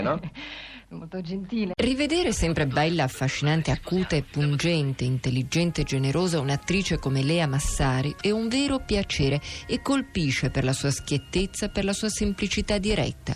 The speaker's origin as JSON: {"language": "Italian", "area": "the home area of Cesanese wine", "region": "Lazio", "country": "Italy", "tie": "born or raised there", "moved": "yes", "said": "il vino delle mie parti"}